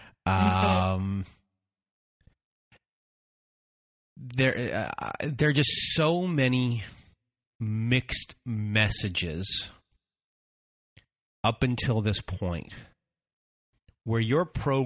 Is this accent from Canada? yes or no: yes; Canada; I'm Canadian